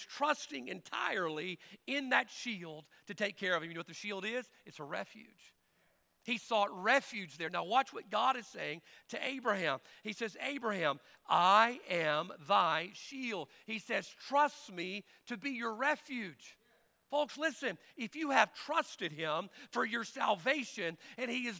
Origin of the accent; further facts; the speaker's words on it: United States; I know we are Americans, and I'm an American man